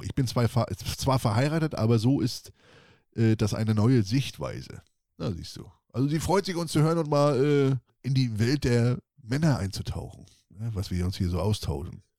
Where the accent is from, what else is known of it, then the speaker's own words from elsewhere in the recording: Northern Germany, Germany; bei uns im Norden heißt das okay. Wurke